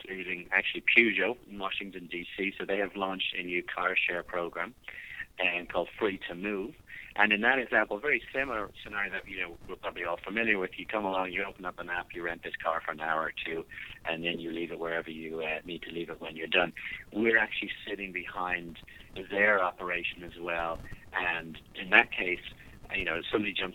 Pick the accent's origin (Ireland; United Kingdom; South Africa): Ireland; moved away as an adult; now in United States; I don't know if you can still hear the accent, but I'm from Ireland originally